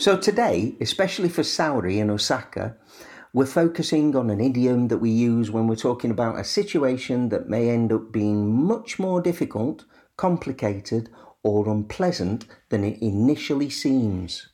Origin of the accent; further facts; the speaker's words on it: Sheffield, Yorkshire and the Humber, United Kingdom; my hometown of Sheffield